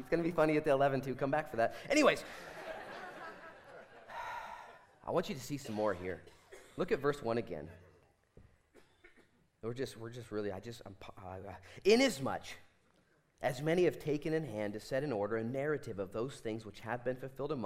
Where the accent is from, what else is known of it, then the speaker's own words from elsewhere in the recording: Bend, Oregon, United States; I was born in Bend, Oregon